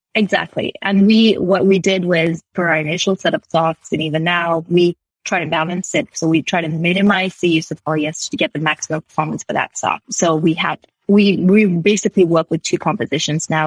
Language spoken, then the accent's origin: English; Sri Lanka; moved away as an adult; also born or lived in United Kingdom; now in Canada; I grew up in Sri Lanka